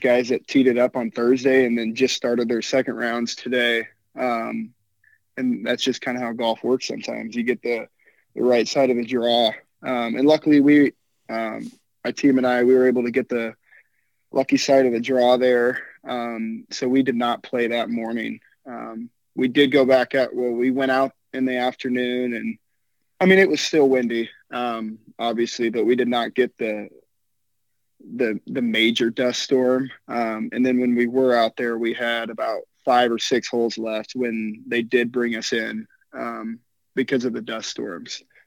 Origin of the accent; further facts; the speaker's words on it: Norfolk, Nebraska, United States; moved away as an adult; now in Kansas, United States; I'm from Norfolk, Nebraska